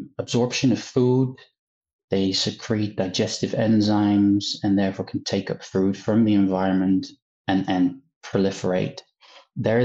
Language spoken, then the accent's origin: English; Netherlands; moved away as an adult; now in Manchester, United Kingdom; I'm originally from the Netherlands